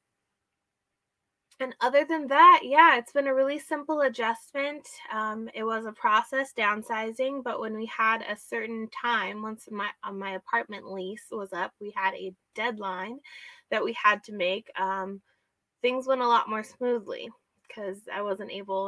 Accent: Snohomish County, Washington, United States; also born or lived in Whatcom County, Washington; I'm a Washington native. I grew up and I was born and raised in Washington State. I grew up in the Snohomish County area

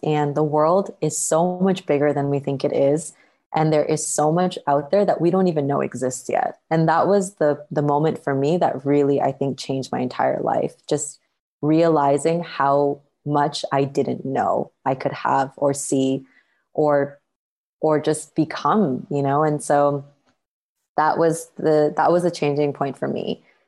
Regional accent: Canada; moved away as an adult; also born or lived in Toronto; now in Bali, Indonesia; I was born and raised in Canada, which is where I grew up.

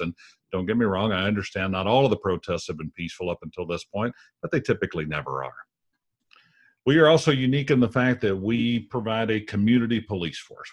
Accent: United States; our country

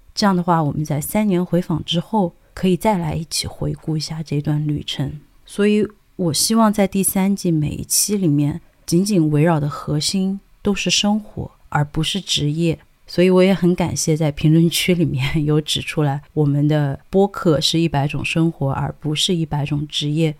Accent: Sichuan, China; accent: Sichuanese; 我自己本人是四川人嘛，那我当然对于四川话或者是云贵川，我觉得好像我们的话都很类似

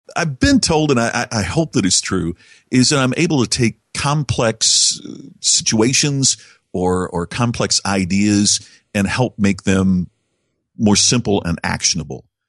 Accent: Indiana, United States; my hometown in Indiana

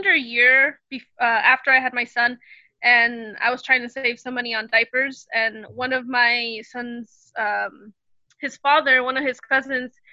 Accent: California, United States; now in Texas, United States; I am a Californian living in Texas

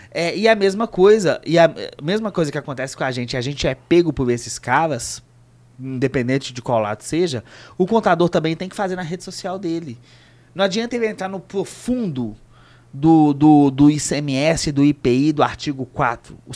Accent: Minas Gerais, Brazil; Porque a gente é mineiro, eles também devem achar

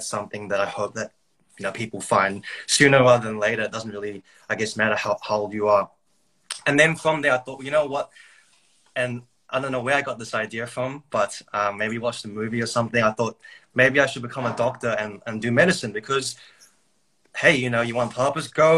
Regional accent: New Zealand; now in Brisbane, Australia; I grew up in New Zealand.

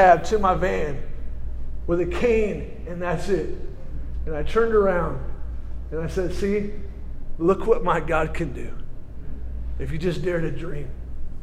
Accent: California, United States; moved away; I'm a Californian originally

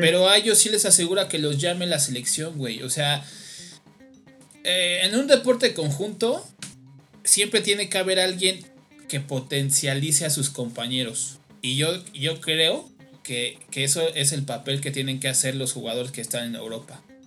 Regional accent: Mexico; como mexicanos y yo me incluyo

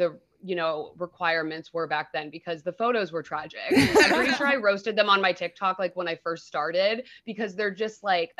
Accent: Dayton, Ohio, United States; now in Los Angeles, United States; I grew up in Dayton, Ohio.

